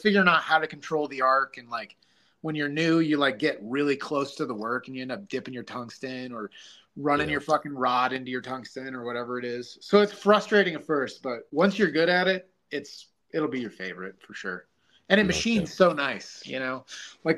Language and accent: English; Parkman, Ohio, United States; a job opened up here. It was in my hometown, so I applied, got the job, moved back